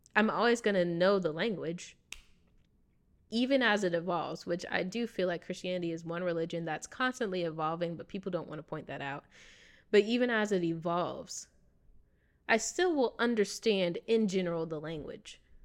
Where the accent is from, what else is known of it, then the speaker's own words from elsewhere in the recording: United States; accent: American English; first language English; I speak American English because I grew up here in America.